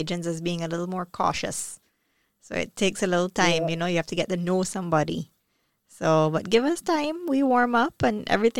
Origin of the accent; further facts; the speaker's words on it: Barbados; for us in Barbados, we have such a strong British influence.